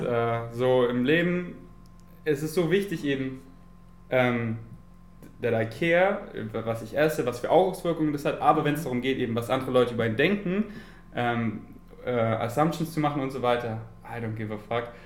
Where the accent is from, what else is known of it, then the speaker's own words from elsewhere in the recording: Munich, Bavaria, Germany; ich bin in München geboren und meine Familie ähm, wohnt noch in München